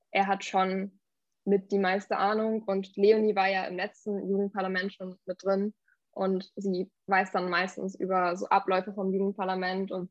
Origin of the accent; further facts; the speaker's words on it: Wangerland, Lower Saxony, Germany; ich komme aus dem Wangerland